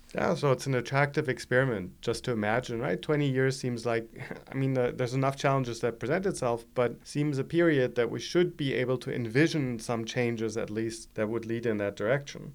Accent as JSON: {"language": "English", "country": "Germany", "accent": "German", "second_language": "English", "moved": "yes", "said": "as you all can hear from my accent, I'm German originally"}